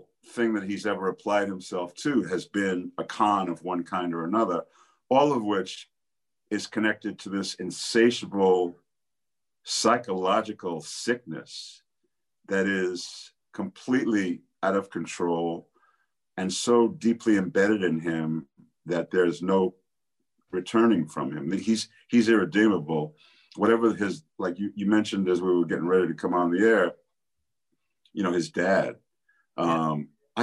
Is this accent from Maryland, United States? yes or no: no; New York City, New York, United States; I grew up in New York City